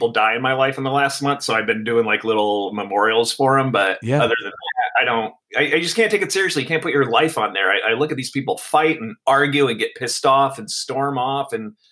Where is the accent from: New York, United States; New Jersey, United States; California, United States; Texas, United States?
New Jersey, United States; I grew up in Jersey in high school in the '80s with when he was all over the place and he was in his stardom.